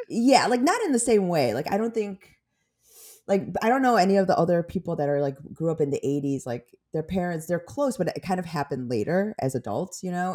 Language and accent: English; Skokie, Illinois, United States; also born or lived in Korea / Chicago; I grew up in, like, Skokie